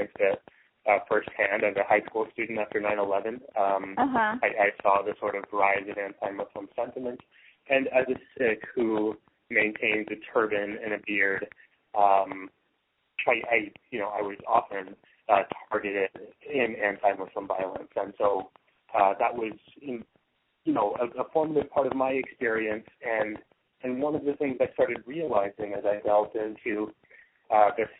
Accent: San Antonio, Texas, United States; moved away as an adult; also born or lived in Northeast United States; I was born and raised in San Antonio, Texas

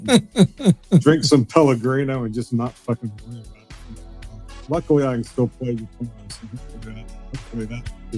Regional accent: the South, United States; down here in the South

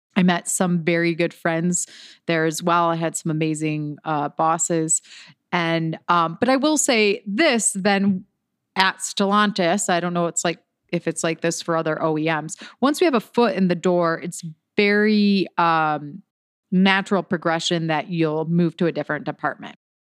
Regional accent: Detroit, Michigan, United States; I'm from Detroit, Michigan

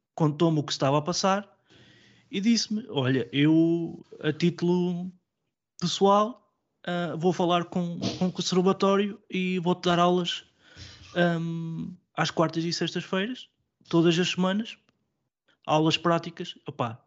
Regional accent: Coimbra, Centro, Portugal; Sou natural de Coimbra

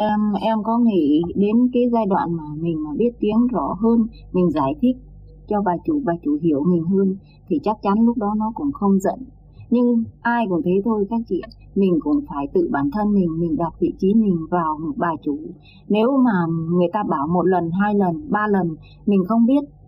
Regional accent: Thanh Hóa, Vietnam; moved away as an adult; also born or lived in Saudi Arabia; em quê Thanh Hóa

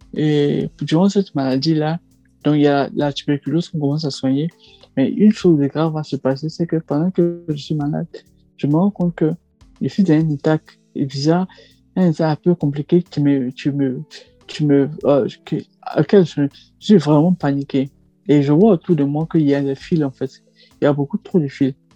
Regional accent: Côte d’Ivoire; moved away as an adult; now in Île-de-France, France; ivoirien, ressortissant ivoirien, et puis je suis en France depuis 2017

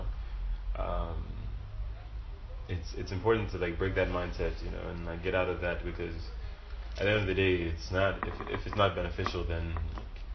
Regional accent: Lagos, Nigeria; growing up in Lagos

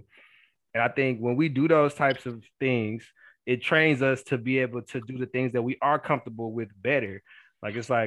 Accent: Killeen, Texas, United States; moved away as an adult; also born or lived in Abilene; It was my hometown

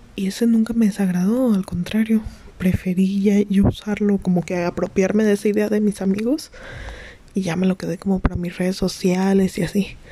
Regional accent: Mexico; tengo 19 años, eh, soy de México

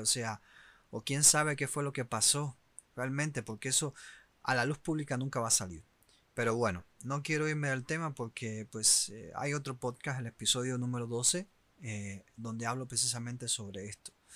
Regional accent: Cuba; moved away; Yo soy de Camerón Cubano

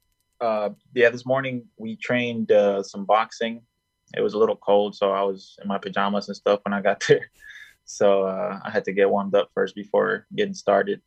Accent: Colombia; now in United States; I was born in Colombia at first

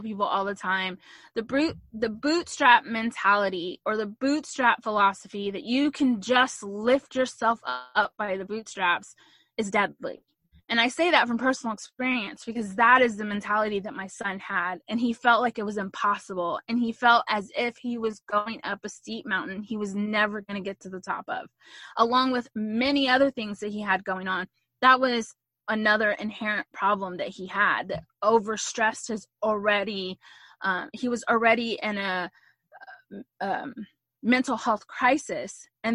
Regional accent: Texas, United States; I'm a Texan through and through. I love being from Texas

